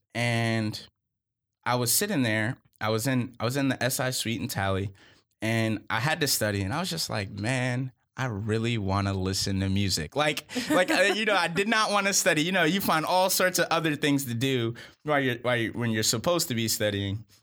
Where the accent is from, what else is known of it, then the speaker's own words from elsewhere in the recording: Charlotte, North Carolina, United States; also born or lived in Boston; I'm originally from Boston, and I grew up in Charlotte